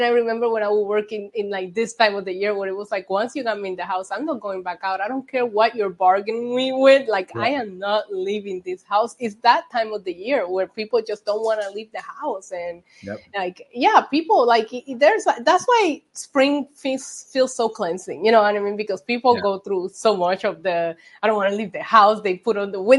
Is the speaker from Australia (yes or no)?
no; Puerto Rico; moved away; also born or lived in South Bend, Indiana / New York; I was born and raised in Puerto Rico